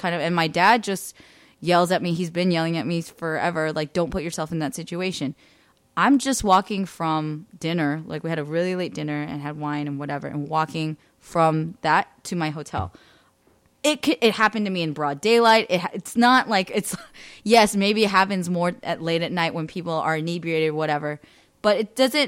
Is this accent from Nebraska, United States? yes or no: no; Bay Area, California, United States; in California growing up in the Bay Area